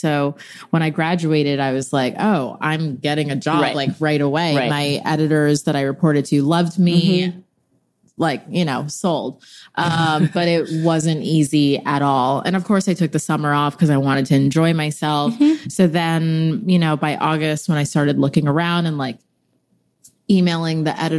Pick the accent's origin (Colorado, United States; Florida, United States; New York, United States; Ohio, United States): New York, United States; Bedford Hills; born or raised there